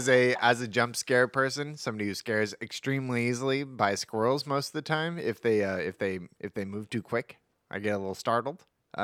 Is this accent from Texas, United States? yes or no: no; Brentwood, California, United States; I'm from Brentwood.